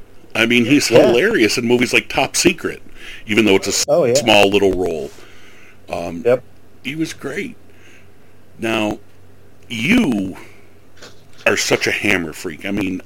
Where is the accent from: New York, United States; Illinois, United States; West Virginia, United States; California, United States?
New York, United States; Tonawanda; you know, I'm from Native territory. I mean, you know, I grew up in the Tonawandas, and I'm right near Cheektowaga and Seneca, and, you know, I'm on native land